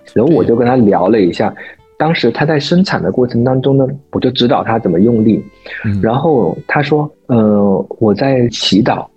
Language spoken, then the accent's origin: Chinese; China; 我们中国人